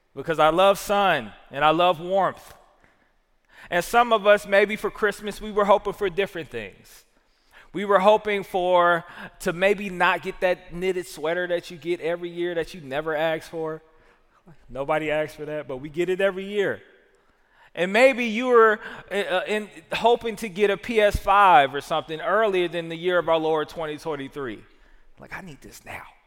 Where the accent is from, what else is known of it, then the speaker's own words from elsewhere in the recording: the South, United States; I'm a Southerner